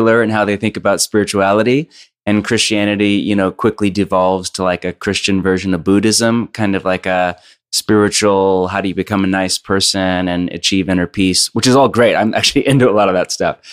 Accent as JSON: {"language": "English", "area": "Bay Area", "region": "California", "country": "United States", "tie": "born or raised there", "moved": "yes", "lives_now": "Portland, United States", "said": "I grew up born and raised kind of on the West Coast. So I grew up in Bay Area and then moved to Portland"}